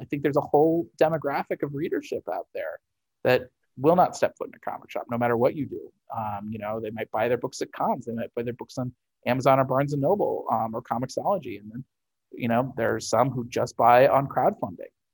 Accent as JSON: {"language": "English", "town": "St. Louis", "region": "Missouri", "country": "United States", "tie": "born or raised there", "said": "Fantasy Shop in St. Louis, my hometown store"}